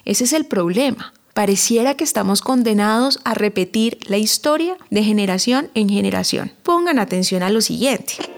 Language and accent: Spanish; Valle del Cauca, Colombia; moved away; nací y crecí en el Valle del Cauca